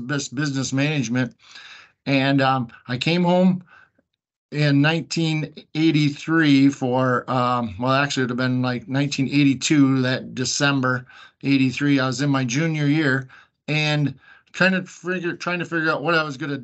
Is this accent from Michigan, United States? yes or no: yes; the Thumb, Michigan, United States; I grew up here in Thumb, Michigan, on a kind of dairy farm and crop farm